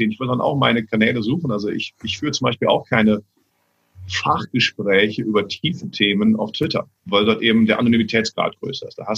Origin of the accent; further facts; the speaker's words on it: Cologne, North Rhine-Westphalia, Germany; Also ich bin ja als Kölner, vergleiche ich ja auch immer diese, diese, diese Welt äh, mit, Karneval.